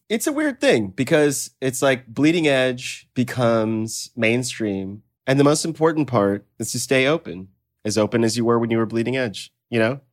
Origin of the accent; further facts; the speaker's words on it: the South, United States; moved away; also born or lived in Mississippi; I grew up in the South and everybody was Mister and Miss